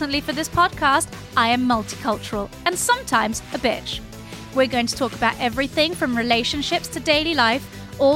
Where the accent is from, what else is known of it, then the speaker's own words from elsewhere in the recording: Geneva, Switzerland; I refused to speak English to my mum because growing up in Geneva, she was like the black sheep. Everybody else spoke French